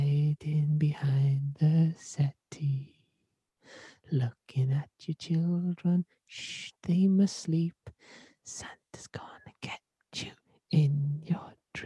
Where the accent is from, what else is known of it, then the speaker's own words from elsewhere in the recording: Wales, United Kingdom; I thank the Lord I'm Welsh.